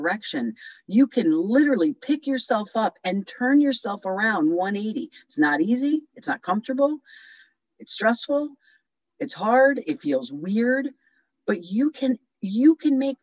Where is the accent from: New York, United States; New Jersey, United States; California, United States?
New Jersey, United States; moved away; from New Jersey